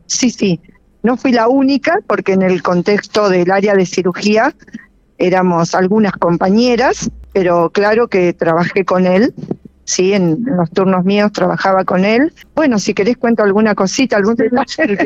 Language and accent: Spanish; Argentina; en mi país, en mi pampa.